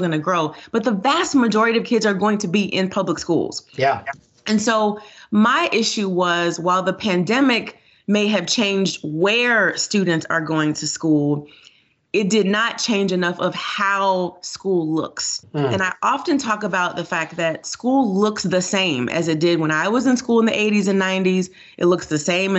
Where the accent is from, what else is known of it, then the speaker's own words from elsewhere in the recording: Miami, Florida, United States; moved away as an adult; now in Georgia, United States; I grew up in Florida. I got a great public education, and I'm a product of school choice.